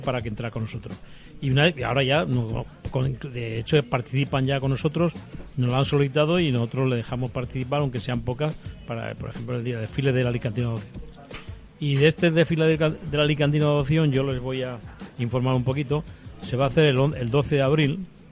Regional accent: Zaragoza, Aragon, Spain; now in Alicante, Spain; yo soy de Zaragoza

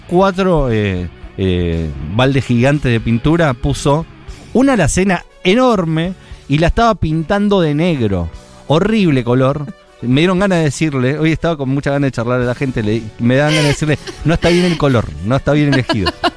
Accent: Buenos Aires, Argentina; como todo porteño

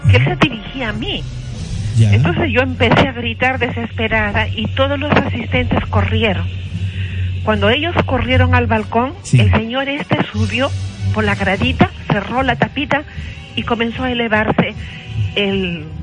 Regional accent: Cajamarca, Peru; now in Lima, Peru; pero yo soy de provincia, soy cajamarquina.

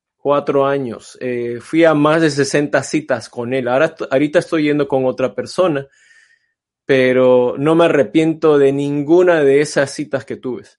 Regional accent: Panama; now in Los Angeles, United States; aunque soy de descendencia china, este, pero crecí en Panamá

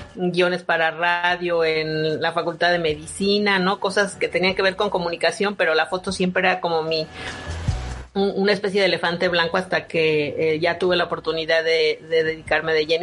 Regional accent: Mexico; lo que somos como mexicanos

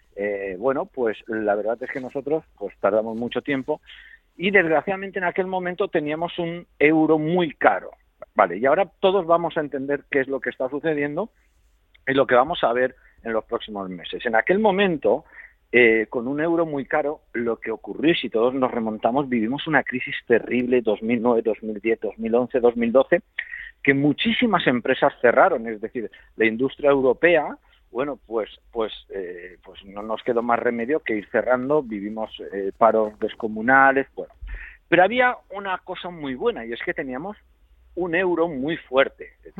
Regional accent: Spain; nosotros somos españoles

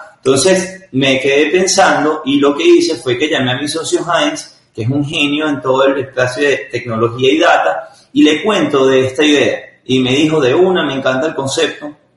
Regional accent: Caracas, Capital District, Venezuela; yo nací en, soy venezolano, nací en Caracas

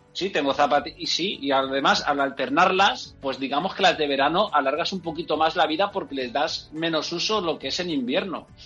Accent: Enguera, Valencian Community, Spain; yo soy de Enguera

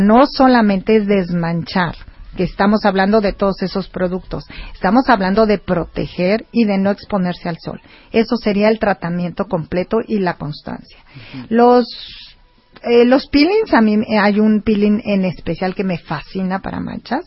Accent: Mexico; somos mexicanos

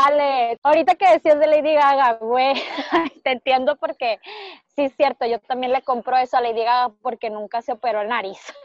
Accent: Culiacán, Sinaloa, Mexico; nacimos en Culiacán

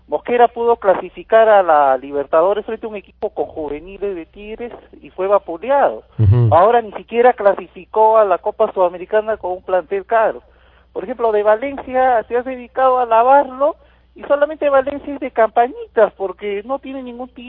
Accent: Arequipa, Peru; Yo como buen arequipeño, señor

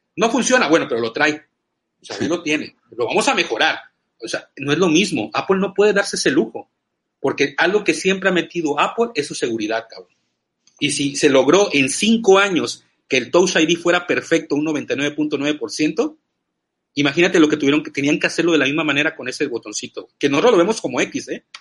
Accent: Veracruz, Mexico; soy mexicano y soy jarocho

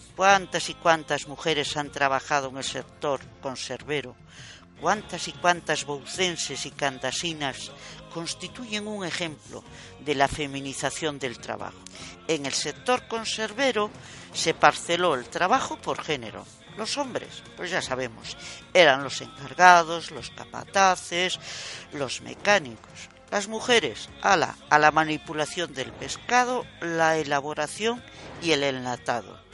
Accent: Vigo, Galicia, Spain; en mi pueblo natal, Bouzas

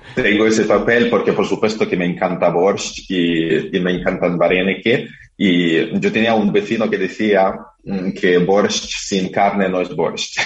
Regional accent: Carpathians, Ukraine; moved away; de los Cárpatos, donde yo nací

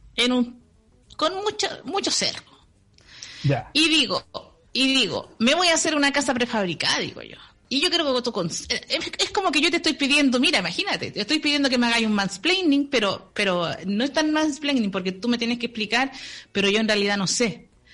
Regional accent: Chile; nacimos en Chile

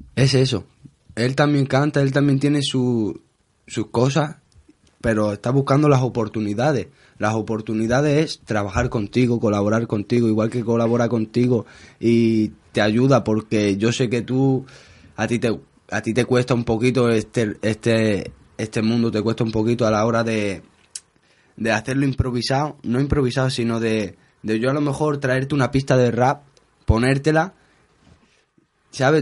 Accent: Spain; yo soy gitano, bueno, soy español

